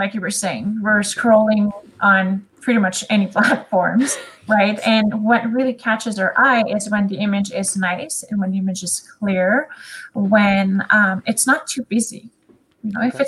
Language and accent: English; Canada; first language French; English is a second language; I am Canadian and my first language is French. So you will probably hear my little accent throughout this